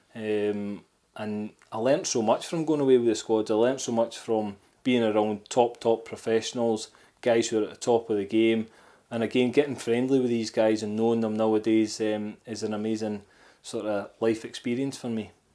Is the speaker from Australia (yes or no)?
no; Scotland, United Kingdom; I'm Scottish